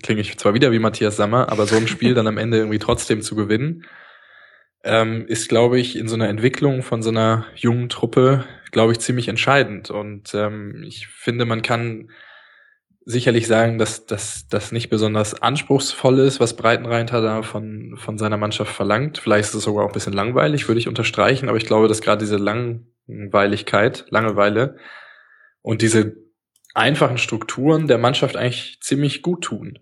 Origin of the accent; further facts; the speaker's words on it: Berlin, Germany; Ich bin Berliner.